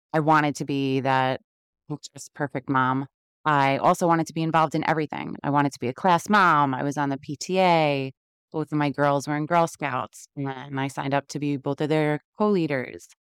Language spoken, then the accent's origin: English; New York City, New York, United States; moved away; I was born and raised in Queens, New York, which I'm sure you could tell a little bit by my accent